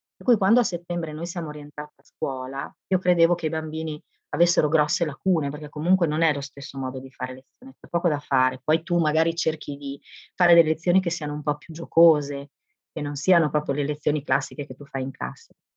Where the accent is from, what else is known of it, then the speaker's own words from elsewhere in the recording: Bologna, Emilia-Romagna, Italy; also born or lived in Livorno; sono nata a Bologna ma ho fatto molto del mio tempo di Livorno.